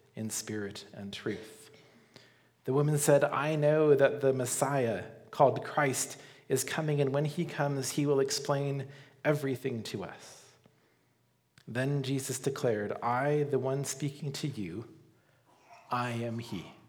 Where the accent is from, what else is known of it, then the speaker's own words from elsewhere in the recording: Colorado, United States; growing up in Colorado